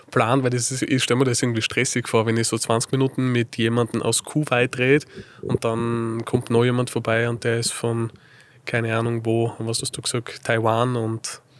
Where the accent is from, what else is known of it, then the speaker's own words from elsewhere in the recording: Linz, Upper Austria, Austria; now in Salzburg, Austria; eigentlich bin ich gebürtiger Linzer, also Oberösterreicher, Linzer, okay. bin aber zum Studium nach Salzburg gegangen.